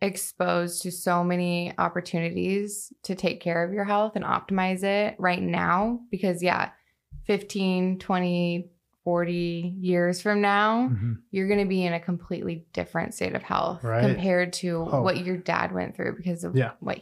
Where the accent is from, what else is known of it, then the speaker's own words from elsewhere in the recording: Bothell, Washington, United States; I grew up in Bothell, so it wasn't too far away.